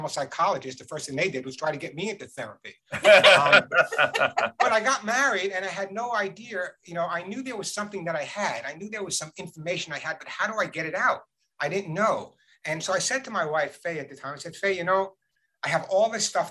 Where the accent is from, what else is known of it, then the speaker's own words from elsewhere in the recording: Long Island, New York, United States; I grew up on Long Island, in a typical Long Island Jewish household